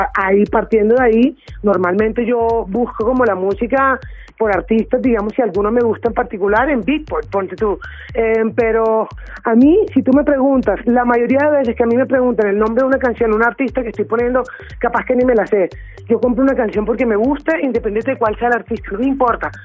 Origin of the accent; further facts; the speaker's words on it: Caribbean Region, Colombia; soy caribeña